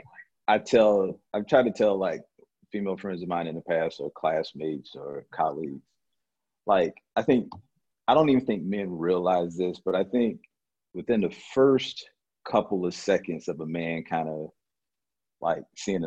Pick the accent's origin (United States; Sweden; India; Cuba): United States; Norfolk, Virginia; Growing up in Norfolk, mm-hmm. And I don't think Norfolk is like Detroit